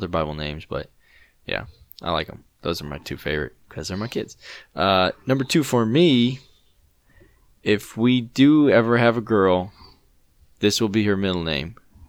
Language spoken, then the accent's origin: English; United Kingdom; I'm white, bro. I'm British.